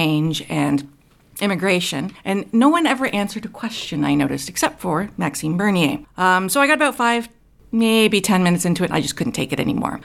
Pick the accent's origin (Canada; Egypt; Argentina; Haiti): Canada; as a Canadian